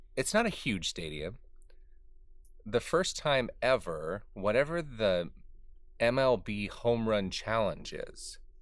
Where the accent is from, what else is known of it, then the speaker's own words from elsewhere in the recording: Southern California, United States; moved away; In Southern California, in the, in the little town that I grew up